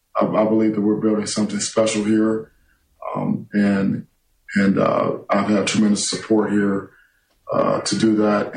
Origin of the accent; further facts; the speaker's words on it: Cleveland, Ohio, United States; moved away as an adult; now in East Lansing, United States; I'm from Cleveland, Ohio. My parents are 3 hours and 15 minutes away.